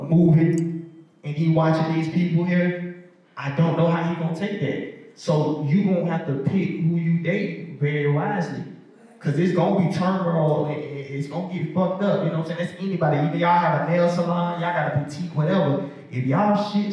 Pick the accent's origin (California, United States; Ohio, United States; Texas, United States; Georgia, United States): Georgia, United States; Decatur; I'm from Decatur